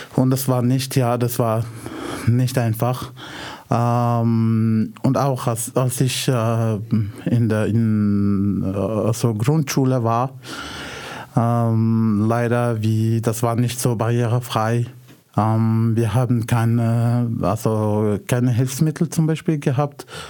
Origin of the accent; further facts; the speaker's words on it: Casablanca, Casablanca-Settat, Morocco; German is a second language; moved away as an adult; now in Austria; ich komme aus äh, Casablanca, Marokko